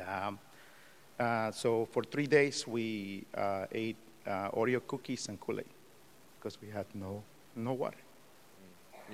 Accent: Mexico; now in United States; I'm an immigrant from Mexico. I was born and raised there.

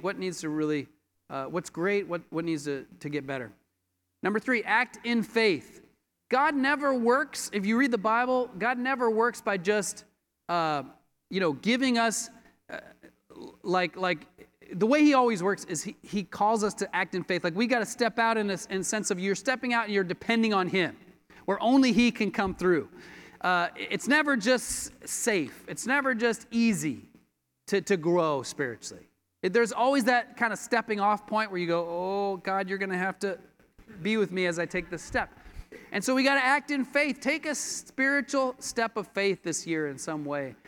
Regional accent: Colorado, United States; moved away as an adult; now in Los Angeles, United States; I grew up in Colorado and became a disciple in Colorado

